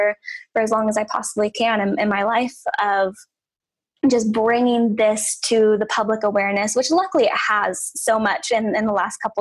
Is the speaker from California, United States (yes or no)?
yes; Humboldt County, Northern California, United States; moved away; also born or lived in Willamette Valley, Oregon; I grew up in Northern California in Humboldt County